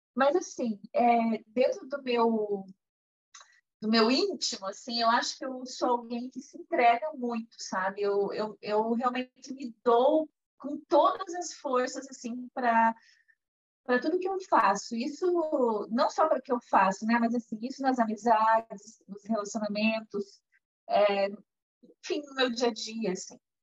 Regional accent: Curitiba, Paraná, Brazil; eu sou curitibana, moro aqui no Brasil

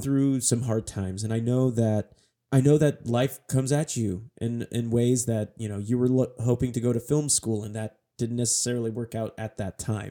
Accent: Northern California, United States; we're both from Northern mm-hmm. California

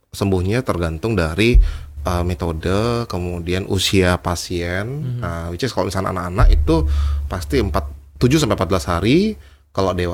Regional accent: Bali, Indonesia; saya senang ya sama ton kita orang Bali

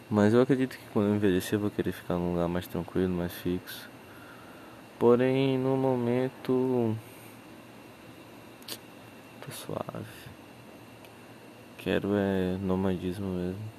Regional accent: Rio Branco, Acre, Brazil; Eu, eu, eu sou do Acre, mas não, não que. Rio Branco é uma cidade que nem todas as outras, né?

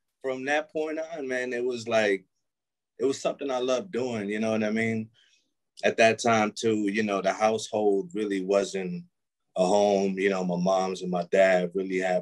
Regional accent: Milwaukee, Wisconsin, United States; also born or lived in Manhattan, New York; Born in Manhattan, New York. Lived out there to a little bit before my teens, so I would say probably like 9, we moved out here to Milwaukee, and yeah, been here ever since.

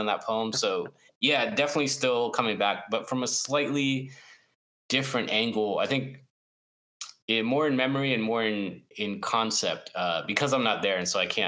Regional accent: South Florida, United States; growing up in South Florida

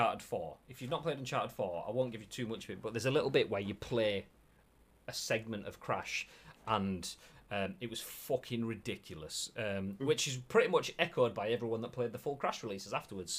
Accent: Yorkshire and the Humber, United Kingdom; accent: Yorkshire; my Yorkshire accent

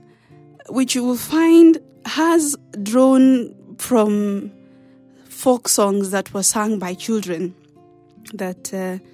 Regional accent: near Kirangari, Kiambu County, Kenya; now in Nairobi, Kenya; a high school that is near my hometown, that is Kirangari High School

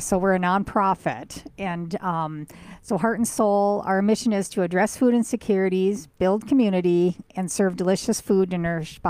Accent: Fargo, North Dakota, United States; also born or lived in Minneapolis–Saint Paul; I am from Fargo, born and raised here.

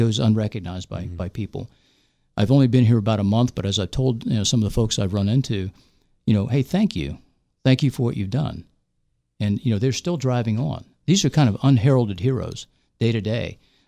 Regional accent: West Virginia, United States; moved away as an adult; also born or lived in Bethesda; I'm from West Virginia. I went to high school and I went to WVU for undergrad

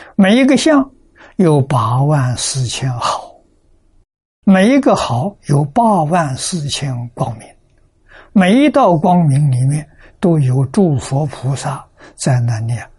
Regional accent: China; 我们中国人讲本性啊

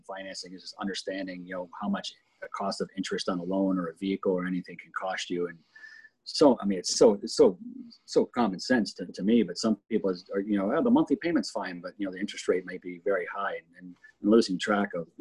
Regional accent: Telluride, Colorado, United States; I grew up in Telluride for quite a few years

